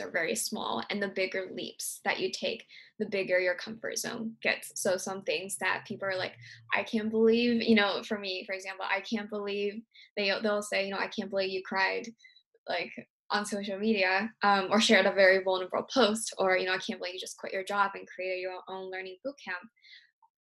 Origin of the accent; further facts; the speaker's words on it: Virginia, United States; moved away; also born or lived in San Francisco; I grew up in Virginia, like a very small town in Virginia